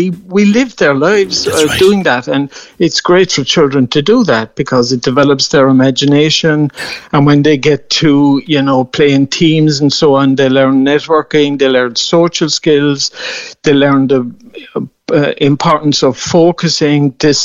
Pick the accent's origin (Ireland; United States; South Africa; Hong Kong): Ireland; Mallow, Munster; I played mostly hurling and soccer in my hometown of Mallow